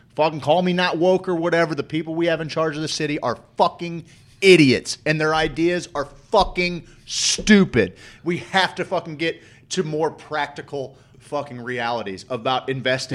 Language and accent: English; St. Louis, Missouri, United States; also born or lived in Springfield, Missouri; But I grew up in St. Louis. You know, I grew up in St. Louis